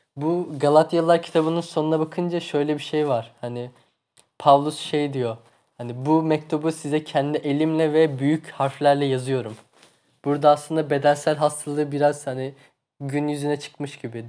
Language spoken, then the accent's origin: Turkish; Tunceli Province, Turkey; Tunceliliyim ben.